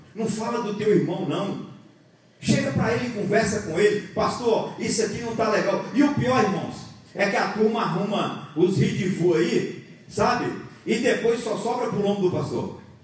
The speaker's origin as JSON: {"language": "Portuguese", "region": "Bahia", "country": "Brazil", "moved": "yes", "said": "Eu sou baiano, lá na Bahia eu tomava café. Eu vim para aqui agora eu tomo chimarrão"}